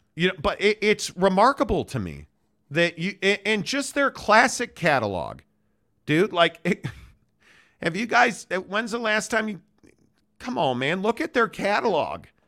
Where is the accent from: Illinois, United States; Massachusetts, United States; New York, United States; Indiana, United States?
Illinois, United States; Chicago; now in Salt Lake City, United States; I grew up Catholic in Chicago as a Notre Dame fan